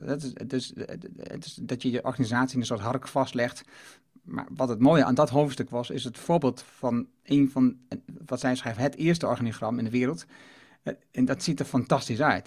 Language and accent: Dutch; Netherlands; ik kom uit Achterhoek en, en Twente